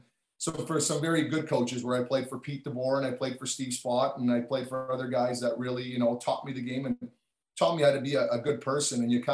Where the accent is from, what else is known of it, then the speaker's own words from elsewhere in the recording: Toronto, Ontario, Canada; I'm from Toronto